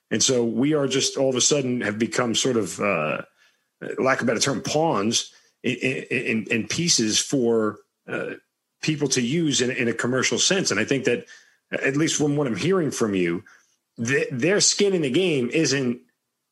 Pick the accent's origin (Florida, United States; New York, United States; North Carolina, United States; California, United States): New York, United States; Long Island; I'm from Long Island, and that's where I grew up.